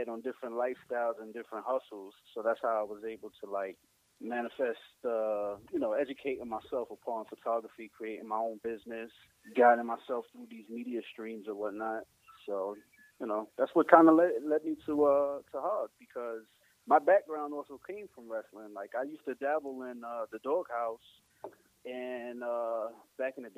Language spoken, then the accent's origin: English; New York City, New York, United States; I'm from NY. I'm from Bushwick actually. I'm from the south side of Bushwick, down there by Bushwick and Schaefer